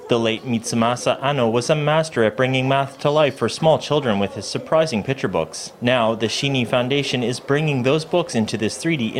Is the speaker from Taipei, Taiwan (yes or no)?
no; Yizhu, Chiayi County, Taiwan; moved away as an adult; I moved back to my hometown about 10 years ago